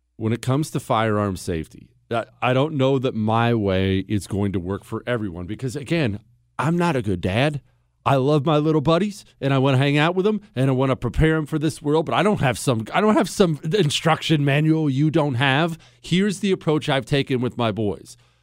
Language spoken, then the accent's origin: English; United States; moved away; I grew up in Ohio, Montana.